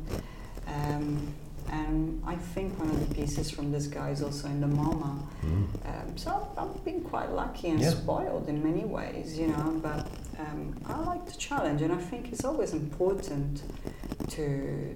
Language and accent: English; Turin, Piedmont, Italy; moved away as an adult; my hometown is Turin, which is a beautiful town